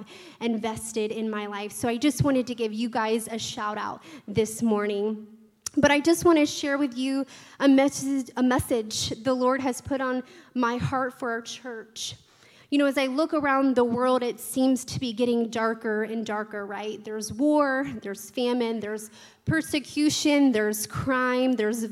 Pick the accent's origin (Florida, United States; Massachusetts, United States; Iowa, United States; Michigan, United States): Florida, United States; Tallahassee; I was also born and raised in Tallahassee, and this is my home church